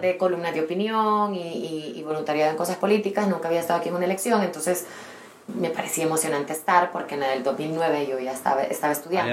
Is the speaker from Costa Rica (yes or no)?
no; El Salvador; also born or lived in London; soy del Salvador